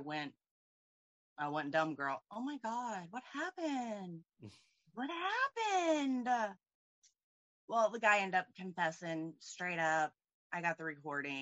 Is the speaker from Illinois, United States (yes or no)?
no; Indianapolis, Indiana, United States; I'm from Indianapolis, Indiana